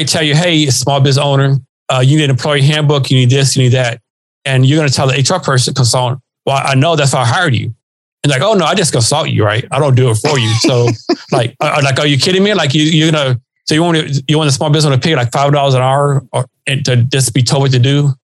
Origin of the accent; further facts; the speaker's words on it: Texas, United States; also born or lived in Oklahoma / Seattle area; now in Seattle, United States; I was born and raised in Texas.